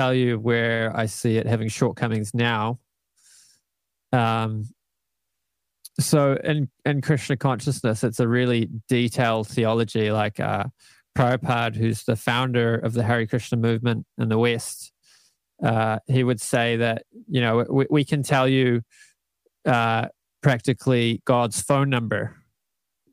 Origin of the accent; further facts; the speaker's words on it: Canada; moved away as an adult; also born or lived in Auckland, New Zealand; now in New Zealand; moved to Canada when I was 8. I lived there for 11 years